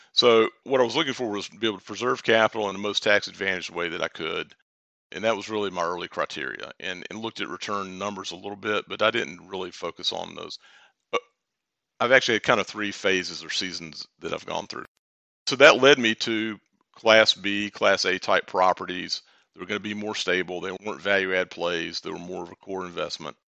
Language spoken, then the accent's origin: English; Durham, North Carolina, United States; now in Charlotte, United States; I'm from Durham originally, although I live in Charlotte now